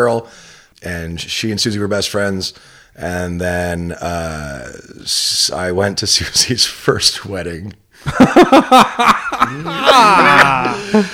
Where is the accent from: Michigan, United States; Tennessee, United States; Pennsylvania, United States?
Michigan, United States; Farmington Hills; also born or lived in Detroit, Michigan / Ferndale, Michigan; I was born in Detroit and then raised in Farmington Hills